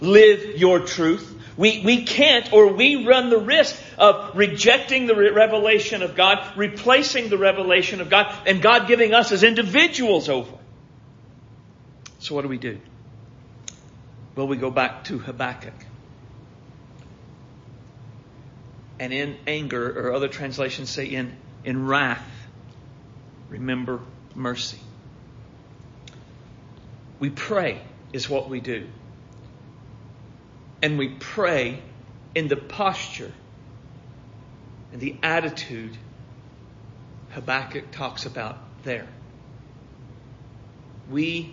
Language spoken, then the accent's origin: English; United States; We, as conservative, evangelical, American Christians